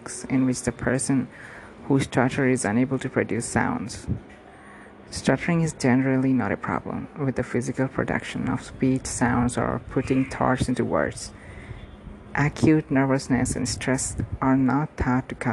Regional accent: India; from India

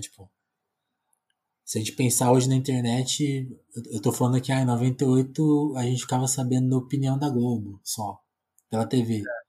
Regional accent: Brazil; eu, que nunca saí do Brasil

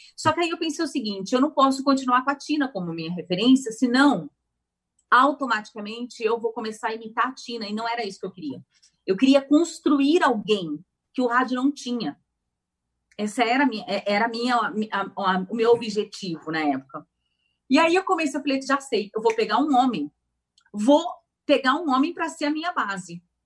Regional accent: São Carlos, São Paulo, Brazil; accent: caipira; moved away as an adult; also born or lived in United States; now in São Paulo, Brazil; Eu sou do interior de São Paulo, nasci em São Carlos e fiquei lá até os meus 17 anos

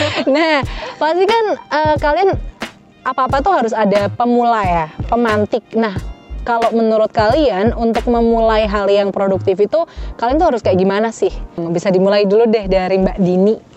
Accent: Tegal, Central Java, Indonesia; kita orang Jawa Tengah, khusus khususnya Tegal

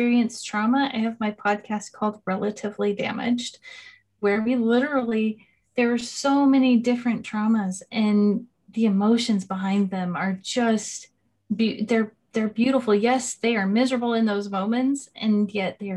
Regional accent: California, United States; I come from California in the States

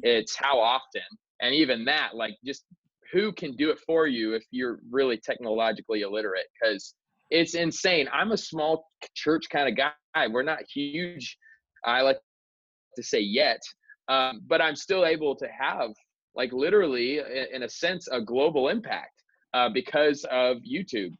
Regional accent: Queen Creek, Arizona, United States; also born or lived in California; I'm actually in my hometown where I grew up. I live in Queen Creek, Arizona

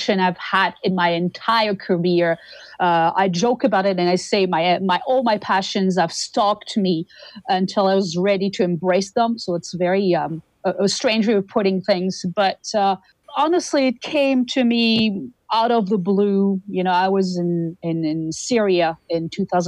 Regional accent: Toulouse, Occitania, France; moved away as an adult; now in Winnipeg, Canada; I am originally from Toulouse, southern France, and I moved to Winnipeg, Canada in 2003.

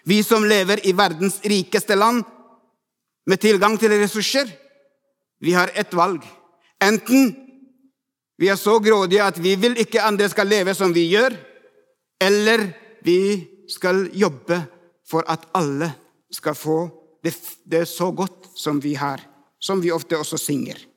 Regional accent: Ethiopia; Norwegian is a second language; now in Norway; 17 år siden kom jeg til Norge fra Etiopia. Jeg ble ikke sjokkert over kulturforskjellene.

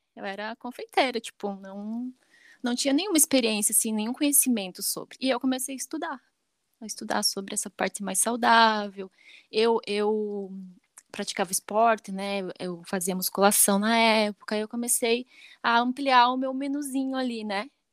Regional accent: Chapecó, Santa Catarina, Brazil; Eu nasci em Chapecó, né? Nasci certo. em Chapecó

